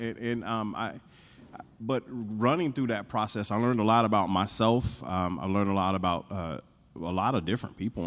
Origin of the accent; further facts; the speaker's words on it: North Carolina, United States; moved away; I grew up in North Carolina